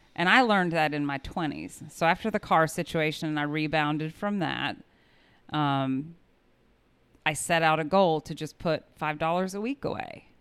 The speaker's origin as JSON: {"language": "English", "town": "Kokomo", "region": "Indiana", "country": "United States", "tie": "born or raised there", "also_born_or_lived": "South Carolina", "moved": "yes", "said": "I grew up in Kokomo, Indiana, and lived a very suburban, leave it to Beaver Life"}